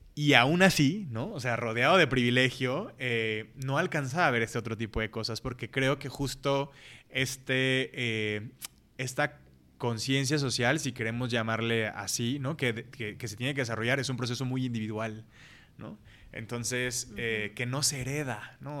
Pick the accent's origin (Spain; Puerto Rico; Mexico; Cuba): Mexico; Colima; now in Guadalajara, Mexico; yo crecí en Colima, conocí a todo mundo